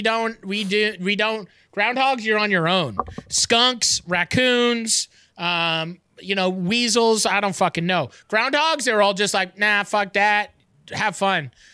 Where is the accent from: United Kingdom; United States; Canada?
Canada; as a Canadian